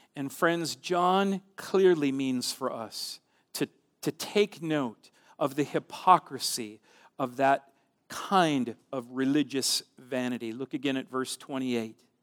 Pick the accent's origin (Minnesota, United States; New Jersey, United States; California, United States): Minnesota, United States; central; My hometown, my small town in central Minnesota